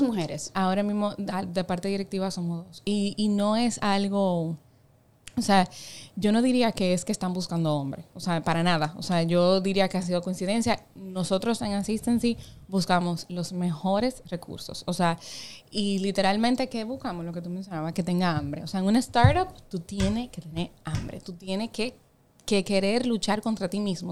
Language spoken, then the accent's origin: Spanish; Las Terrenas, Samaná, Dominican Republic; moved away; Yo soy de Samaná. O sea, yo me crié prácticamente en Samaná.